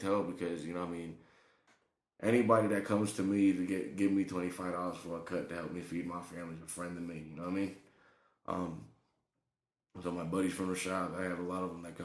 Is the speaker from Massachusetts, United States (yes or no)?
yes; Fall River, Massachusetts, United States; I was born in Fall River, Mass., which is not too far out of Boston.